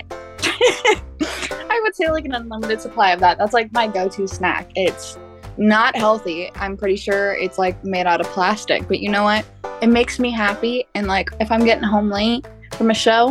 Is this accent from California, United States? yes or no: yes; Norco, California, United States; I grew up in Norco, California. I was born and raised there